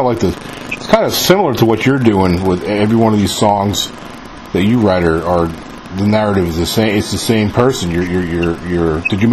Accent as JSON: {"language": "English", "region": "New York", "country": "United States", "moved": "yes", "lives_now": "Mississippi, United States", "said": "I live in Mississippi. I'm from New York originally, but I've been living down in the South for like over 20 years now."}